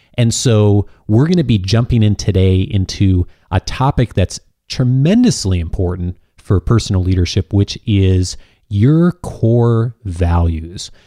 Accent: Illinois, United States; moved away; back in my home state of Illinois

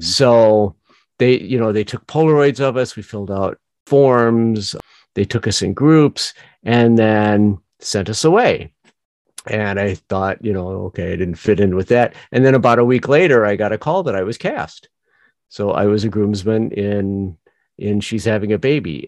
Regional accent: Northwest Indiana, United States; also born or lived in Joliet, Illinois; I was born in Joliet, raised in Northwest Indiana. So very Midwest, extremely Midwest

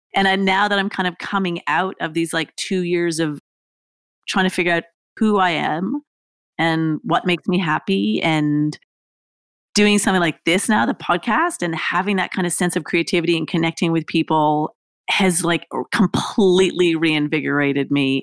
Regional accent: Canada; moved away as an adult; also born or lived in Australia; I lived in Australia. I was from Canada.

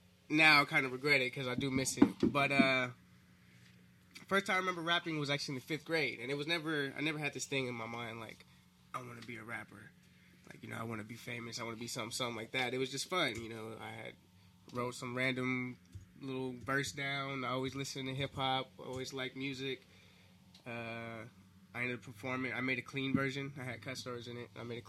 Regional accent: Compton, California, United States; also born or lived in Bellflower; I was born in Bellflower, technically, at the Kaiser, but... those first few years of my life was in Compton, yeah.

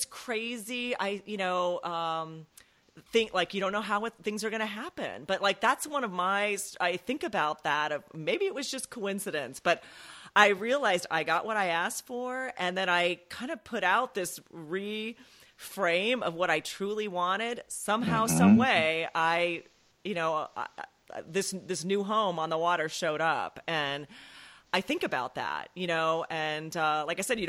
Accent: California, United States; moved away as an adult; now in Maryland, United States; I grew up in California on the water

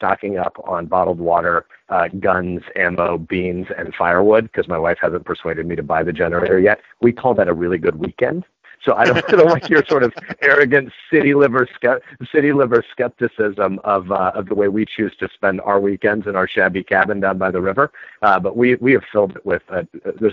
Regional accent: Nebraska, United States; I'm a Nebraskan

